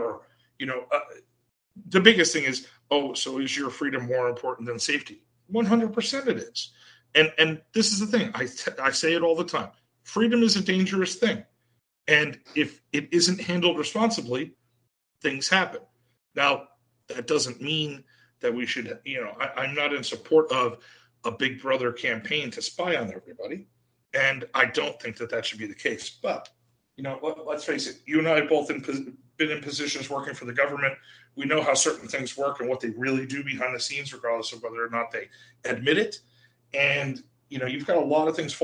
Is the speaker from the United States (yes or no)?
yes; New Jersey, United States; my home state, the People's Republic of New Jersey